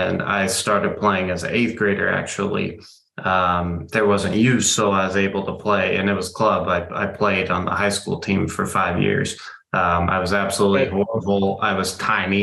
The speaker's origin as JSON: {"language": "English", "town": "San Diego", "region": "California", "country": "United States", "tie": "born or raised there", "moved": "yes", "lives_now": "Texas, United States", "said": "I grew up in San Diego"}